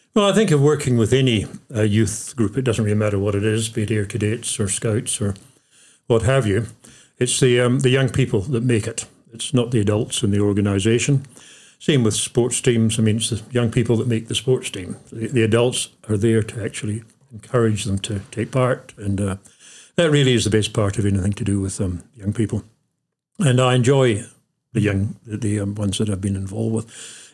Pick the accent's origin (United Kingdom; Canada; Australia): United Kingdom; Glasgow, Scotland; also born or lived in New Zealand; now in North Otago, New Zealand; I was born in Glasgow, oh, just out of Glasgow in Scotland, and uh, came out to New Zealand with her my parents in uh, 1958.